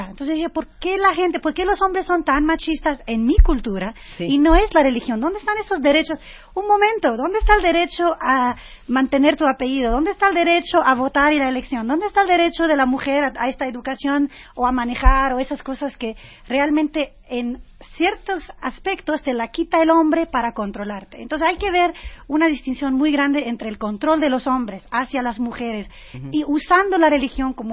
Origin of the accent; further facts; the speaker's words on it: France; moved away; crecí en Francia y Francia es muy antiislámico.